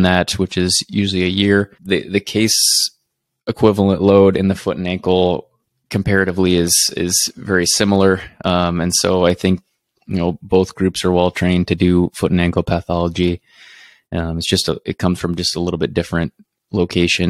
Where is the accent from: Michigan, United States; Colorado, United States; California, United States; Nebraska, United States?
Nebraska, United States; Lincoln; I'm born and raised in Lincoln, and then I lived there most of my life